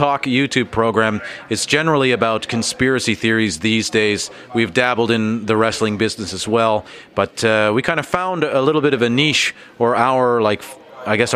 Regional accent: Toronto, Ontario, Canada; now in Helsinki, Finland; I'm from Toronto, but this is now my city

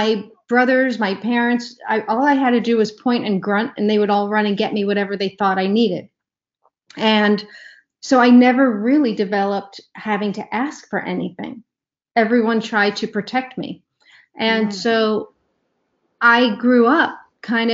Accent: New York, United States; moved away as an adult; also born or lived in Ohio / Washington, D.C. area; I grew up in New York and then moved to Ohio for college and grad school

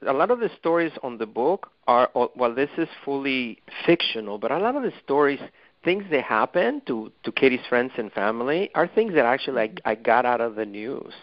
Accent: Mexico City, Mexico; English is a second language; moved away as an adult; now in United States; as an immigrant from Mexico, I you know I'm originally from Mexico City, and I moved to this country you know 30 years ago or so

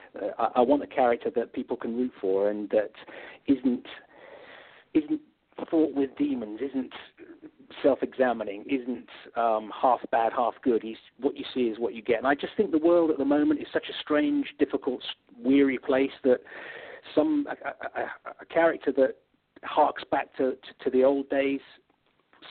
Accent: England, United Kingdom; as an English guy, I've spent an awful lot of time in the United States

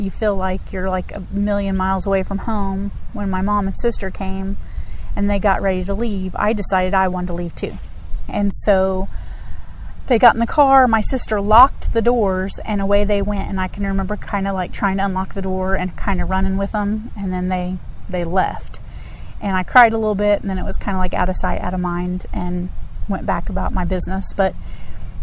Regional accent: Greensburg, Indiana, United States; moved away; I am from Indiana originally

